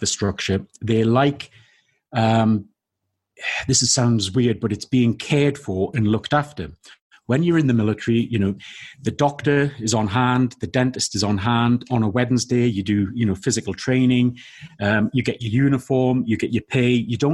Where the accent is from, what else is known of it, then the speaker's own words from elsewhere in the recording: the Northeast, North East England, United Kingdom; I was born in the Northeast.